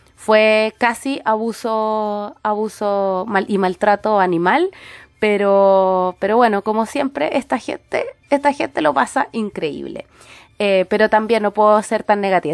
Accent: Santiago, Santiago Metropolitan Region, Chile; moved away; yo soy santiaguina

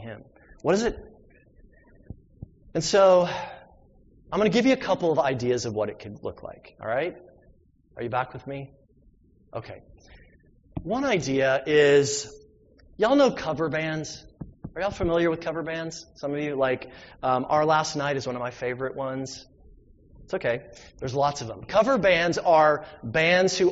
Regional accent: the South, United States; I'm from the South.

